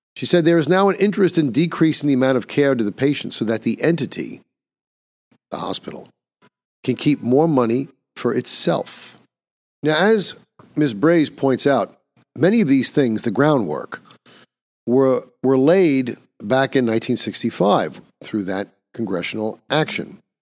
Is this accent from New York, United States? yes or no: yes; New York, United States; my home state of New York